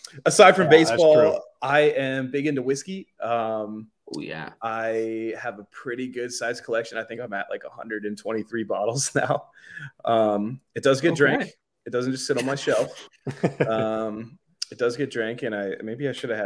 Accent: Alaska, United States; now in Delaware, United States; growing up in Alaska

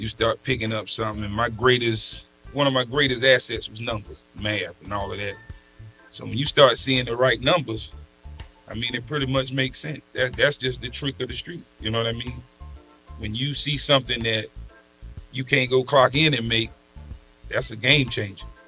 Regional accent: South Carolina, United States; moved away; also born or lived in Burlington, North Carolina / Richmond, Virginia / Washington, D.C.; I'm originally from South Carolina. Got in trouble. They migrated me to Burlington, North Carolina

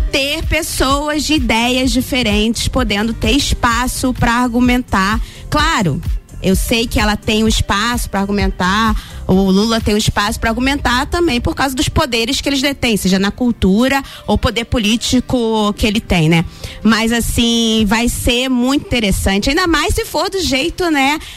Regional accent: Rio de Janeiro, Brazil; Como boa carioca, né? Adoro.

